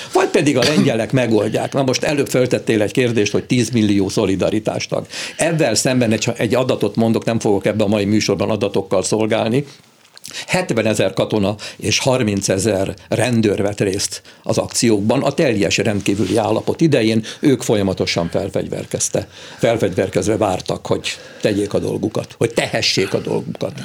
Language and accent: Hungarian; Hungary; mi magyarul beszélünk, mert magyarok vagyunk